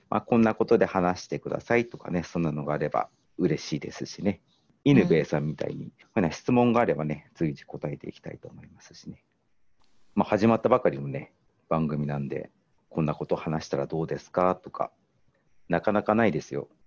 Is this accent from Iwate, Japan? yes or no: yes; Morioka, Iwate, Japan; 私の地元の盛岡